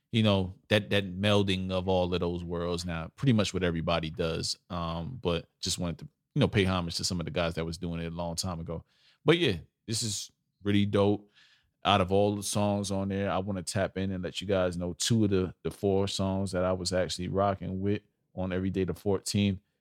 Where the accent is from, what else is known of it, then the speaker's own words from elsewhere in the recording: New York City, New York, United States; I'm a old school New York. I'm from Brooklyn. We don't claim upstate